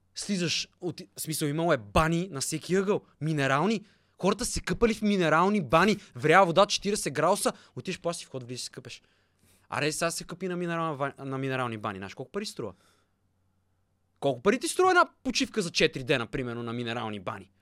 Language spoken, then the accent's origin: Bulgarian; Bulgaria; съм българин